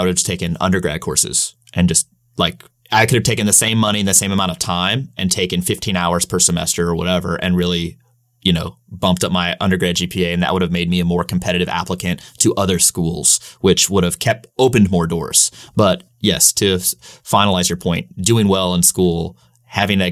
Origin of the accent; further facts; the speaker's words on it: St. Louis, Missouri, United States; moved away as an adult; also born or lived in Virginia; we're both from St. Louis